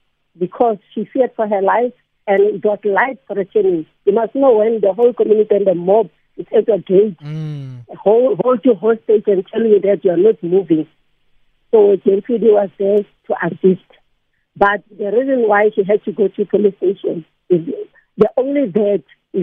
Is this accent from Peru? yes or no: no; Soweto, Gauteng, South Africa; Okay, I'm from Ward 29, that is Deepkill Zone 3, North Reserve, 21, Pennyville Phase 3 in Orlando.